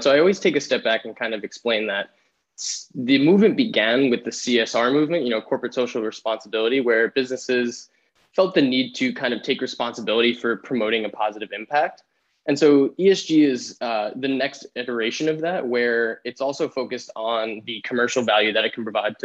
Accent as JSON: {"language": "English", "town": "New York City", "region": "New York", "country": "United States", "moved": "yes", "lives_now": "Vermont, United States", "said": "I'm originally from the New York City area, a small town called Rockaway Beach, right in the ocean"}